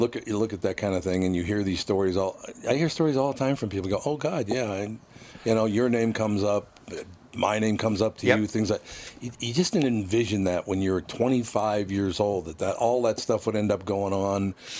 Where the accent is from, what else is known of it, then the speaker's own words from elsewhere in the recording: Minneapolis, Minnesota, United States; No, I act like I'm from North Minneapolis, because that's how it was.